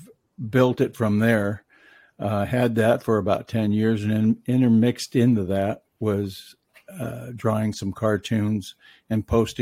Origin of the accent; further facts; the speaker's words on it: Mendocino County, California, United States; moved away as an adult; also born or lived in Washington State; pretty much all my life up until I was 18, I lived along the coast of Mendocino County in California